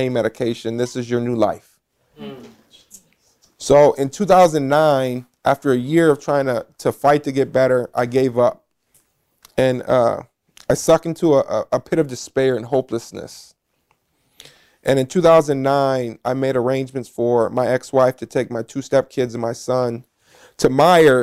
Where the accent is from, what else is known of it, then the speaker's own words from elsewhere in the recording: Toledo, Ohio, United States; I was born and raised here in Toledo, Ohio.